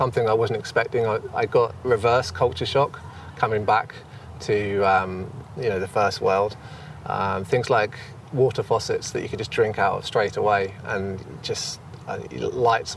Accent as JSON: {"language": "English", "country": "United Kingdom", "moved": "as an adult", "said": "I'm actually from the UK"}